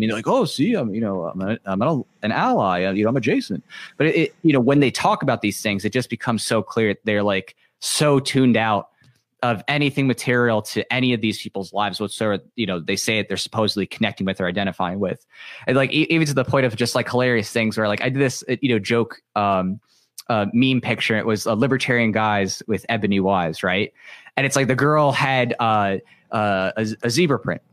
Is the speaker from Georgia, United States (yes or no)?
no; New York, United States; I grew up in New York in a very, you know, diverse environment.